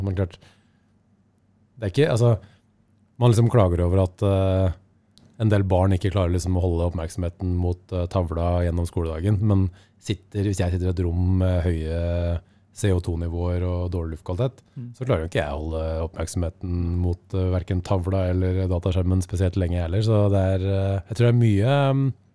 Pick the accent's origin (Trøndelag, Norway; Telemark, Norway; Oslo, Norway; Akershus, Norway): Akershus, Norway; Lillestrøm; also born or lived in Skedsmokorset; jeg vokste opp på Romerike. Altså dette var på Skedsmokorset og Lillestrøm.